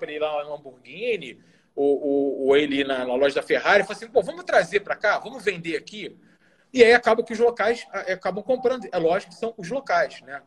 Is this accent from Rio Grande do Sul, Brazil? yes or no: yes; Bento Gonçalves, Rio Grande do Sul, Brazil; also born or lived in Brasília / Rio de Janeiro; now in Doha, Qatar; Eu sou do interior, né? Do Rio Grande do Sul. Eu sou gaúcho. Então lá de onde eu venho, lá de Bento Gonçalves